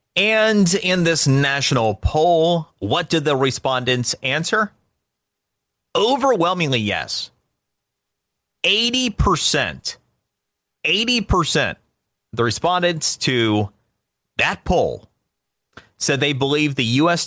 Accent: Florida, United States; my home state is Florida

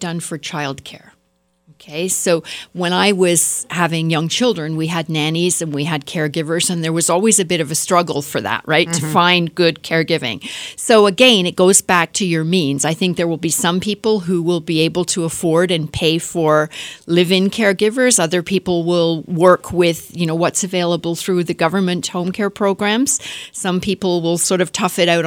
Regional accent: Canada; I'm Canadian

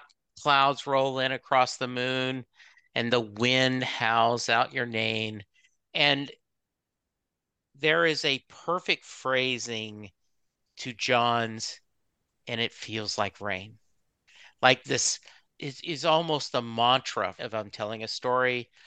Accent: Lake Charles, Louisiana, United States; moved away; also born or lived in Dallas; growing up in Lake Charles, it rained every day.

